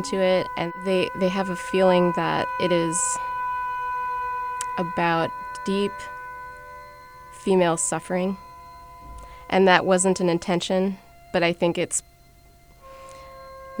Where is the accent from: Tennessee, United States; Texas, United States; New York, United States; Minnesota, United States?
Minnesota, United States; Minneapolis; I grew up in Minneapolis